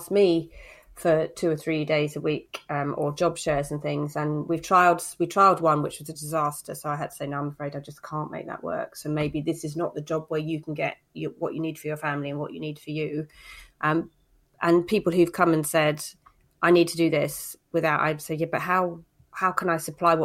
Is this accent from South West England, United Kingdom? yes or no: yes; Cornwall, South West England, United Kingdom; I grew up in Cornwall, so I can swim